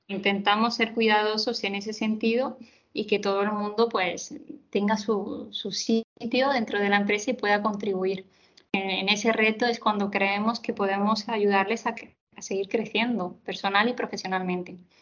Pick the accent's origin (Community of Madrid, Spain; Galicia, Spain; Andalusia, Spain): Andalusia, Spain; Córdoba; also born or lived in Seville; soy de Córdoba, estudié en Sevilla, estudié psicología